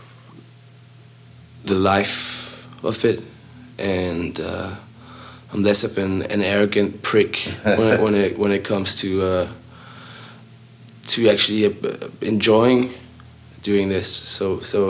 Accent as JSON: {"language": "English", "town": "Copenhagen", "region": "Capital Region of Denmark", "country": "Denmark", "tie": "born or raised there", "said": "we've all known each other since we were roughly 11 or 12 or so, and just we're all kids from Copenhagen"}